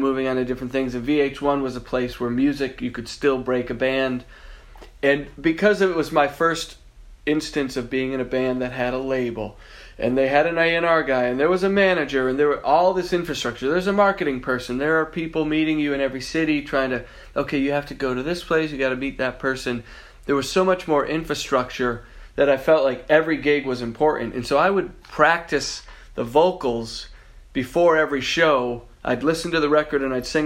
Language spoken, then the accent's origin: English; Massachusetts, United States; moved away as an adult; also born or lived in Boston, Massachusetts; now in Los Angeles, United States; I was raised in Massachusetts, so Boston was the closest but best city I could possibly move